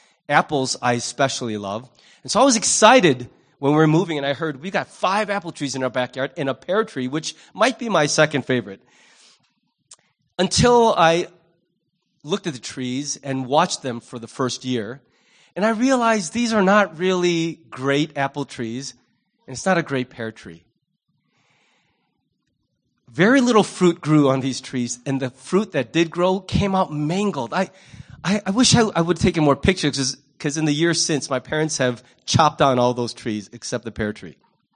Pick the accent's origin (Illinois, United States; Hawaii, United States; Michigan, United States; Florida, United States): Illinois, United States; Libertyville; You know, growing up in Libertyville, we moved there after I finished the first semester of freshman year in high school.